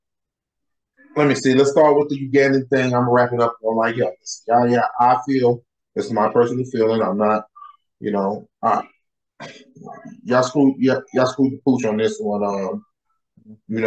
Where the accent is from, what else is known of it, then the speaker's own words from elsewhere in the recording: United States; me as an American